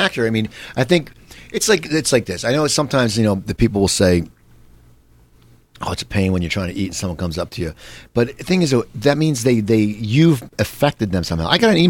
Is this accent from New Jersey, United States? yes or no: yes; Cherry Hill, New Jersey, United States; also born or lived in Nutley, New Jersey; now in Los Angeles, United States; I grew up in Cherry Hill, but I lived in Nutley for a while.